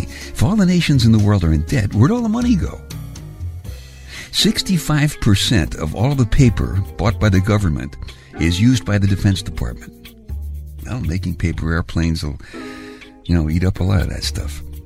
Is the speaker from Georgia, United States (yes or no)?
no; New York City, New York, United States; I grew up in Brooklyn, and like most of the guys in my neighborhood, my car was the subway